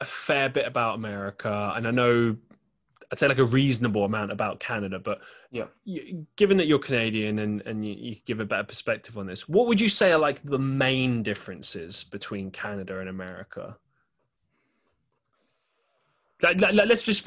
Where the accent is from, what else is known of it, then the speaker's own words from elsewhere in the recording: London, United Kingdom; now in Manchester, United Kingdom; I grew up in London